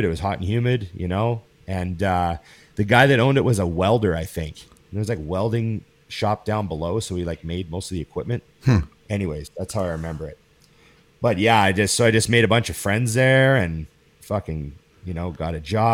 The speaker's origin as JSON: {"language": "English", "town": "Grande Prairie", "region": "Alberta", "country": "Canada", "tie": "born or raised there", "also_born_or_lived": "Australia", "moved": "as an adult", "said": "I was still living in my hometown, which was Grand Prairie, Alberta."}